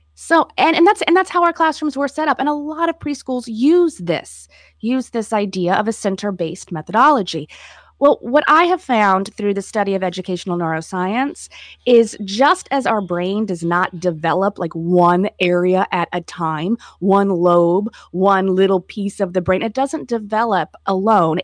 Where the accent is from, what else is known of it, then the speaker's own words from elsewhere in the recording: Florida, United States; moved away as an adult; I was happy to come back to my home state